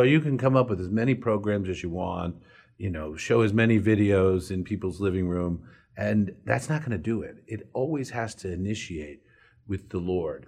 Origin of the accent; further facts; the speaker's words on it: McLean, Virginia, United States; also born or lived in Washington, D.C.; I grew up in McLean, Virginia